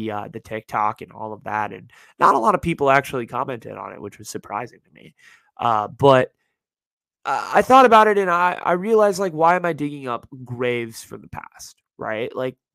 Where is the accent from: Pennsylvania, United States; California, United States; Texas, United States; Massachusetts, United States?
California, United States; Bay Area; the Bay Area is my hometown